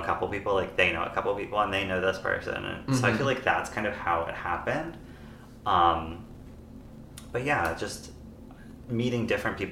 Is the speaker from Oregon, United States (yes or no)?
no; Pennsylvania, United States; now in Stockton, United States; I'm from Pennsylvania